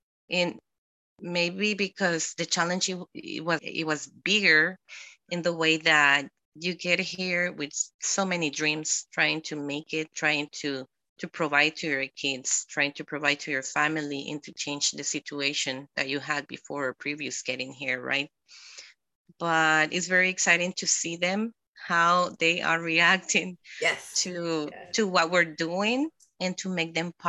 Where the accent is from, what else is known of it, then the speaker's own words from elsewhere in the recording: El Salvador; English is a second language; also born or lived in Guatemala; I grew up in Guatemala, right? Since, I mean, I was 3 years old when we moved over there. And we went back to El Salvador when I was 11.